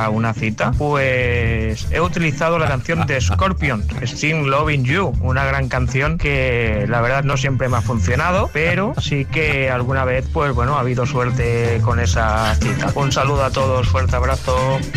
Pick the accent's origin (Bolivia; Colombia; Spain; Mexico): Spain; Barcelona, Catalonia; de Barcelona.